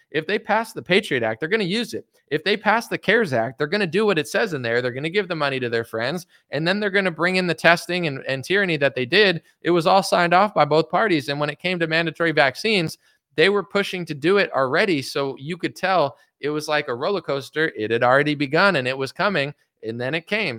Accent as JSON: {"language": "English", "country": "United States", "said": "as an American that loves America"}